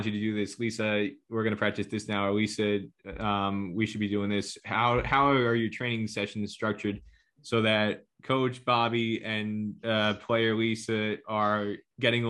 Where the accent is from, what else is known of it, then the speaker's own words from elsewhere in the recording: United States; growing up in America